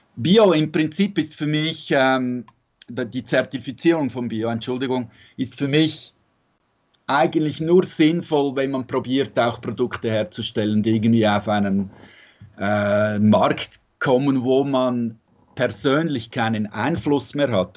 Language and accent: German; Zurich, Switzerland; moved away as an adult; now in Tuscany, Italy; mit Musik gearbeitet in Zürich, wo ich aufgewachsen bin